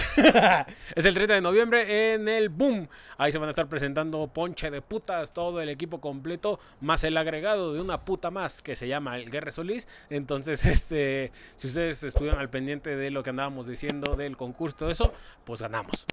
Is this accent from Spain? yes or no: no; Mexico; así somos los mexicanos